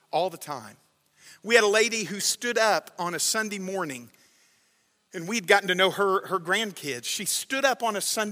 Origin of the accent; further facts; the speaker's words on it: Alabama, United States; moved away; I grew up in Alabama